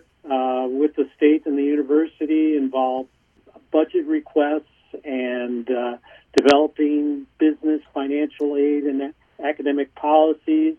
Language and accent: English; Milwaukee, Wisconsin, United States; also born or lived in Champaign-Urbana, Illinois / Madison, Wisconsin; I grew up in Milwaukee.